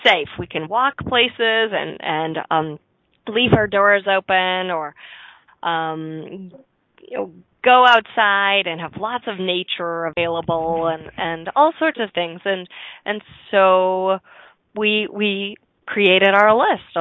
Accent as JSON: {"language": "English", "town": "Chicago", "region": "Illinois", "country": "United States", "tie": "born or raised there", "said": "I was born in Chicagoland, so a little bit south of the city"}